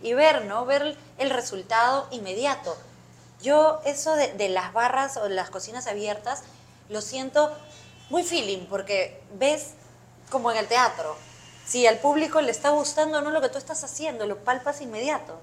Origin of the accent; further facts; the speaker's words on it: Peru; ahora los cocineros peruanos pues tenemos también una gran responsabilidad